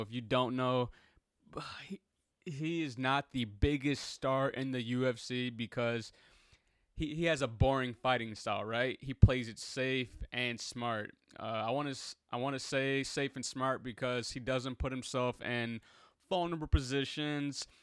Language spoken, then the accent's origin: English; Chicago, Illinois, United States